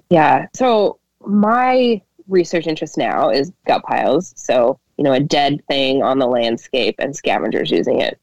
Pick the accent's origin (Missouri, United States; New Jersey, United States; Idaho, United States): Idaho, United States; Idaho Falls; moved away as an adult; now in Minnesota, United States; I grew up in Idaho, kind of during the reintroduction of wolves